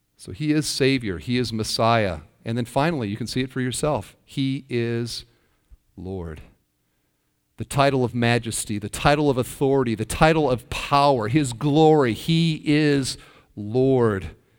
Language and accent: English; Iowa, United States; I'm from Iowa, and there's a town near where I grew up, Parkersburg, Iowa